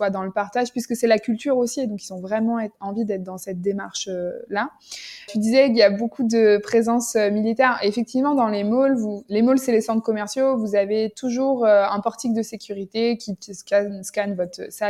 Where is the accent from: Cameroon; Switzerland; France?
France; Nantes, Pays de la Loire; moved away as an adult; now in Jordan; moi, je suis originaire de Nantes